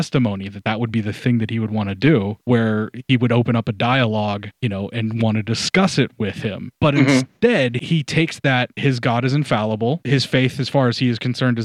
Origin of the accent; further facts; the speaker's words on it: Western Pennsylvania, United States; I was born in Western Pennsylvania, because that's how I was raised there